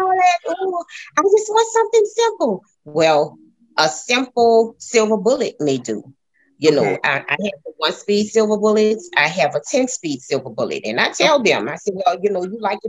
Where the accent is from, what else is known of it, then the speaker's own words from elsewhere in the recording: New Orleans, Louisiana, United States; moved away as an adult; also born or lived in Texas; I am from New Orleans